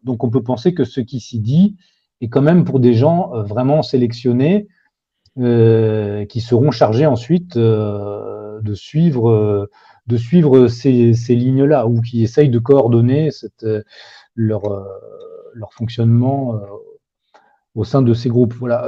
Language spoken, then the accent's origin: French; France; en tant que Français